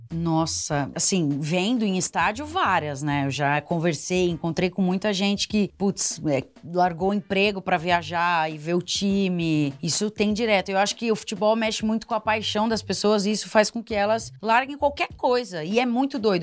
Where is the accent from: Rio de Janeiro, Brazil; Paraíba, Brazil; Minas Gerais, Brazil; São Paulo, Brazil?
São Paulo, Brazil; Piracicaba; Piracicaba, que é a cidade onde eu nasci